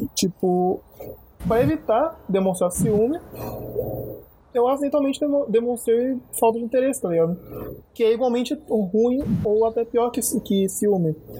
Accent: Bahia, Brazil; eu sou baiano

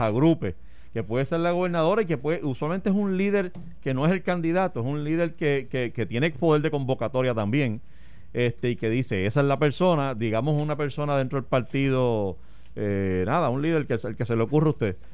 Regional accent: Puerto Rico

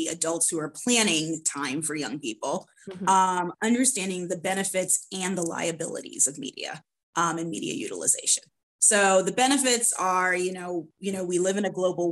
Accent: Florida, United States; I grew up in Florida

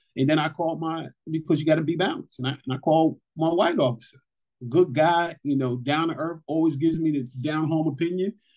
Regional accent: New York City, New York, United States; individuals like myself from New York City. You know, I grew up in Brooklyn

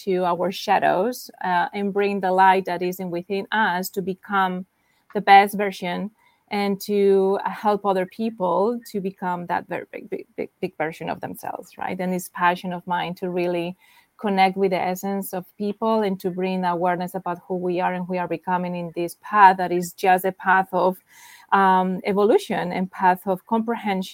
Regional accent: Spain; now in New York, United States; I'm from Spain, and I live in New York right now

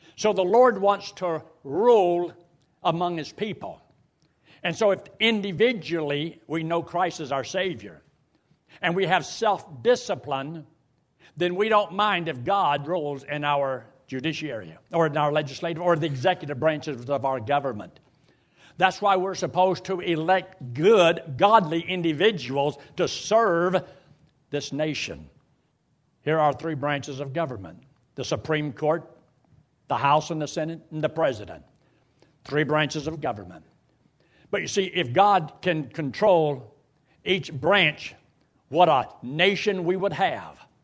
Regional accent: United States; As an American citizen born here in America

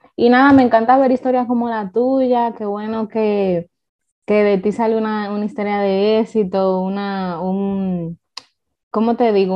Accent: Dominican Republic; Yo como dominicana

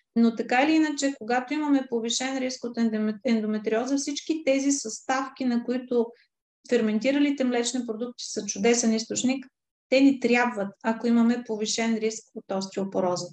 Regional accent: Varna, Varna Province, Bulgaria; аз съм от Варна

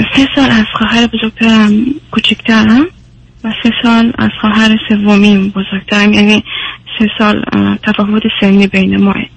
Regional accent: Iran; also born or lived in Afghanistan; now in Sweden; من چون بزرگ شده ایرانم

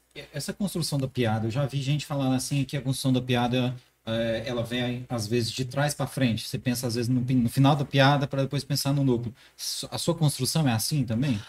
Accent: Morrinhos, Goiás, Brazil; now in Caldas Novas, Brazil; Eu sou de Morrinhos, cidadezinha de bem interiorando aqui do lado

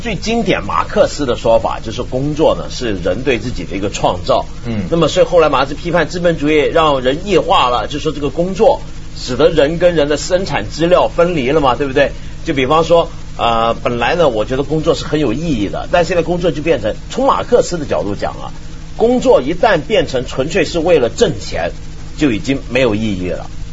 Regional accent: Hong Kong; 以前我小时候在香港啊

